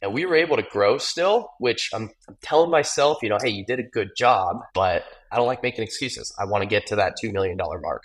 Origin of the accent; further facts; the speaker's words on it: Gilbert, Arizona, United States; Growing up in Gilbert